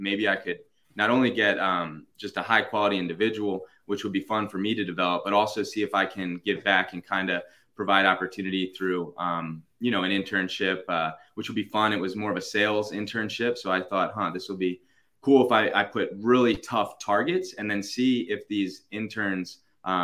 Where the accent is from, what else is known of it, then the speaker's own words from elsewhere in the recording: Baltimore, Maryland, United States; moved away as an adult; now in Virginia, United States; I'm from Baltimore originally